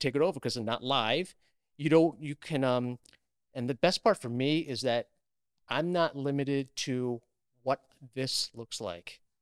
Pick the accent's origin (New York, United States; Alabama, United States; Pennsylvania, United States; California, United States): New York, United States; New York City; I grew up in Queens, New York